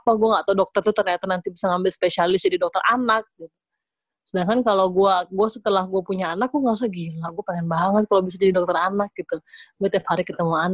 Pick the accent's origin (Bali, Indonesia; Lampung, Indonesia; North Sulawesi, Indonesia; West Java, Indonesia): Bali, Indonesia; gue gue SMA tuh masih di Bali ya relatif gue anak daerah banget